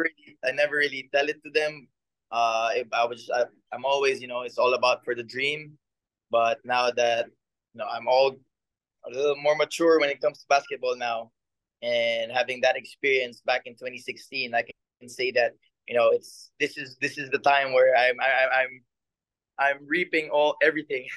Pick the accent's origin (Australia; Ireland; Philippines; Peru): Philippines; moved away as an adult; now in Japan; my hometown, with my in front of my people